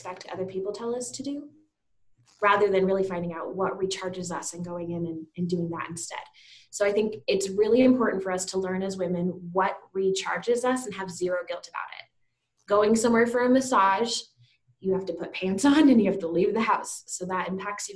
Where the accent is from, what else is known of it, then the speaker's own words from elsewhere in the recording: Teller County, Colorado, United States; I grew up in Colorado, up in Teller County.